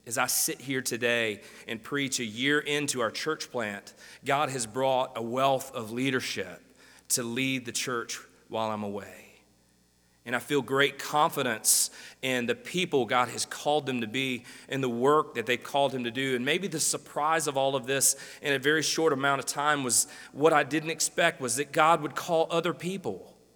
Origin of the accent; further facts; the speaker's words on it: Greenwood, Mississippi, United States; now in Jonesboro, United States; I grew up in Greenwood, Mississippi.